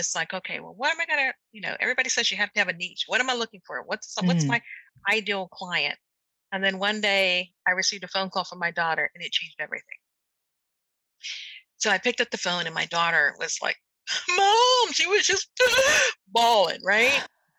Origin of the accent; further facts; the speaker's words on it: Germany; Now, I never thought that those experiences and then with growing up in Germany would even ignite my passion for medicine.